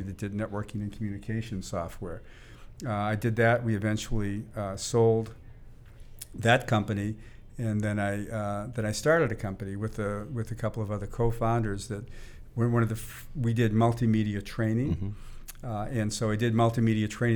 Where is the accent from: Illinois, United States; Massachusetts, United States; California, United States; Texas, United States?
Massachusetts, United States; Boston; now in Silicon Valley, United States; I grew up in the in the Boston area